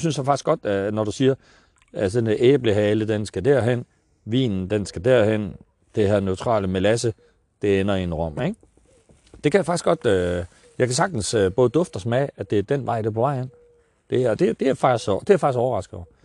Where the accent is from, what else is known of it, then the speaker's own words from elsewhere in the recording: Vestegnen, Capital Region of Denmark, Denmark; also born or lived in North Jutland; jeg er vokset op på Vestegnen